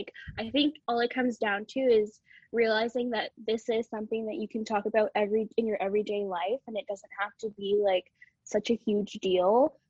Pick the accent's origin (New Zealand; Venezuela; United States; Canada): Canada; I'm 22 years old. I'm from Canada.